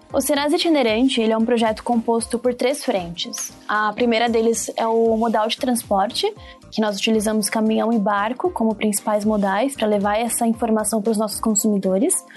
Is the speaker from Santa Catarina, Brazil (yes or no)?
no; Diadema, São Paulo, Brazil; nasci e moro até hoje em Dia Diadema, que é uma das sete grandes cidades que compõem o ABC paulista